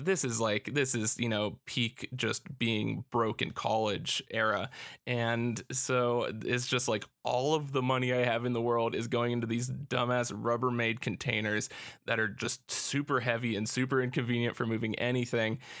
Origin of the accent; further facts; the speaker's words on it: United States; as an American